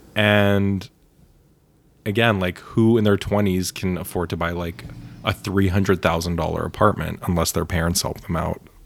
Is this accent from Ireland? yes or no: no; Bialystok, Podlaskie Voivodeship, Poland; now in New York, United States; I was born in Bialystok